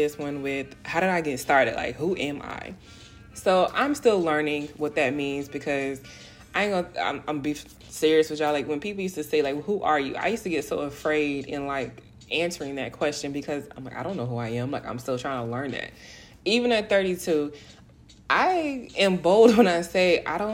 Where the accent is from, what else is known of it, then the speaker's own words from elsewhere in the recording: South Florida, United States; moved away as an adult; now in Houston, United States; I grew up and raised in South Florida. I am a Florida girl, heart and heart, through and through.